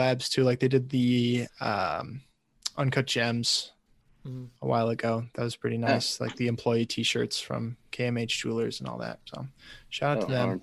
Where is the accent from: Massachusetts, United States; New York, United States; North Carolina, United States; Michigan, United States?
Michigan, United States; I'm in Michigan.